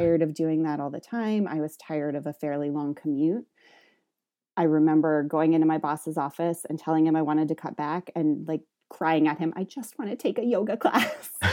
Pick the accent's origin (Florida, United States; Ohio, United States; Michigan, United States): Ohio, United States; the Midwest; moved away as an adult; also born or lived in Western Massachusetts; so I'm from the Midwest. I finished high school in Ohio.